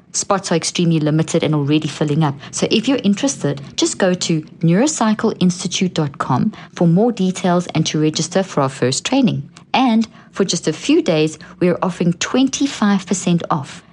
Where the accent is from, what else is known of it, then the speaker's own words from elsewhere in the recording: Pretoria, Gauteng, South Africa; I grew up in South Africa. In it was a nightmare in a place called Pretoria, which is the capital. And when I was a child, we lived on a in a beautiful home